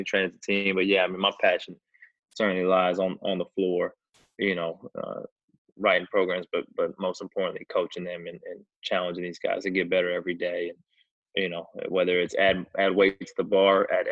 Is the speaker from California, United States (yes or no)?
yes; California, United States; moved away as an adult; now in Kansas, United States; I'm a California born and raised, and you know, I'm certainly Californian by almost every stretch of that imagination